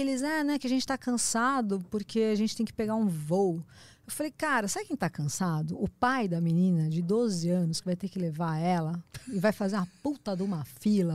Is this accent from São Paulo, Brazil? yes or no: yes; Praia Grande, São Paulo, Brazil; eu cresci na Praia Grande